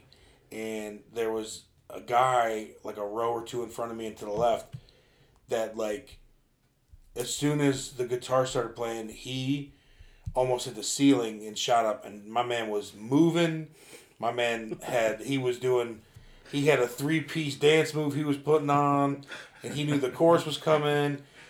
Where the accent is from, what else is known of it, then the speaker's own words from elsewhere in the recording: Georgia, United States; no, I'm just from Georgia, but, like, our church worship's like this, and we get going.